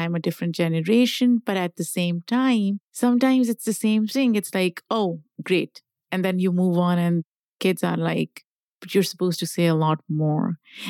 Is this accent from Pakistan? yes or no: yes; Pakistan; Like, I grew up in Pakistan. A lot of people in my family were either engineers, doctors, yep. a few lawyers, but lawyers were frowned upon.